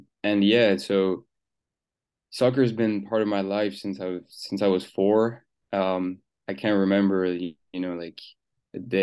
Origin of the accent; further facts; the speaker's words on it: Switzerland; moved away as an adult; now in United States; So yeah, I was born in Switzerland. My dad is from Senegal. He moved there when he was 16, and my mom was born in Switzerland.